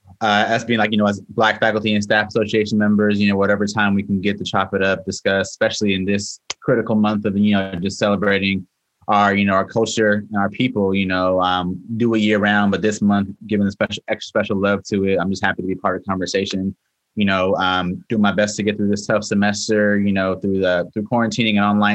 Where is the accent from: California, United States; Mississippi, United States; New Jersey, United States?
California, United States; Oceanside; moved away as an adult; also born or lived in Los Angeles, California / New York City, New York; So I'm originally from Oceanside, California. It's a kind of northern county of San Diego.